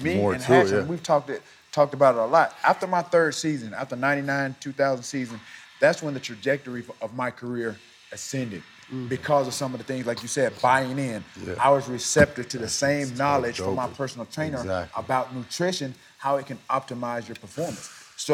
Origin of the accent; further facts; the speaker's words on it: Alabama, United States; I'm from Alabama